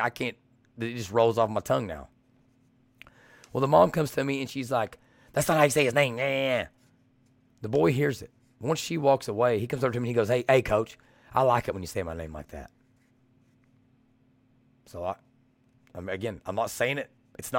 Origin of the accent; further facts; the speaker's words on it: Kentucky, United States; And I'm from Southeastern Kentucky. We're from like 45 minutes from each other.